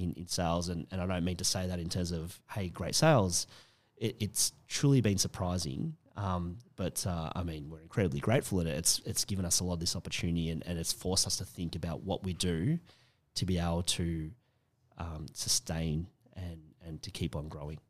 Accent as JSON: {"language": "English", "country": "Australia", "said": "how we feel about being Australian now."}